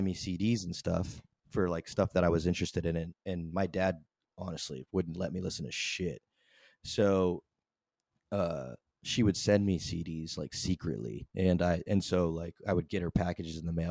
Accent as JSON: {"language": "English", "town": "San Antonio", "region": "Texas", "country": "United States", "said": "I'm from San Antonio"}